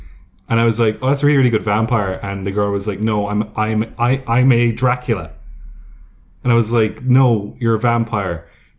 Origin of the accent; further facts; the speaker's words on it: Ireland; And we're from Ireland, so...